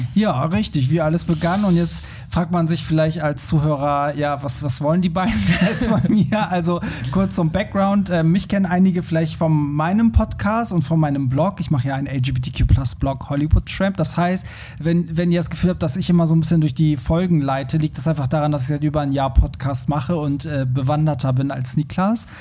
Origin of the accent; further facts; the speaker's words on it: Hamburg, Germany; wir, wir kommen ja aus Hamburg